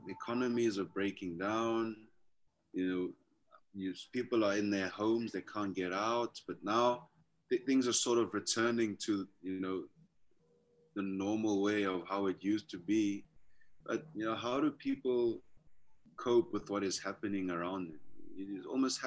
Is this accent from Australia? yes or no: no; South Africa; I'm from the Venda. I'm Venda myself, but my family is very culturally mixed. I would say in South Africa, we speak our native languages